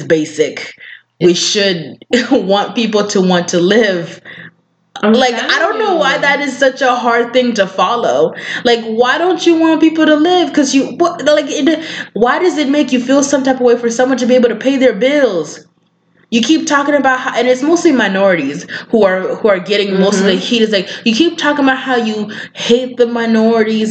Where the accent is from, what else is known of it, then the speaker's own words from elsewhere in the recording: Kenya; now in United States; I am from Kenya